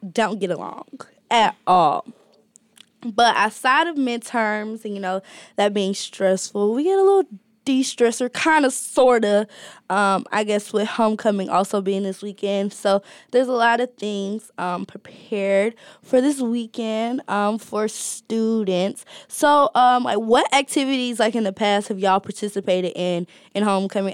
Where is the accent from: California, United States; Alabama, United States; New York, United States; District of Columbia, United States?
Alabama, United States; moved away as an adult; now in Ohio, United States; I'm from Alabama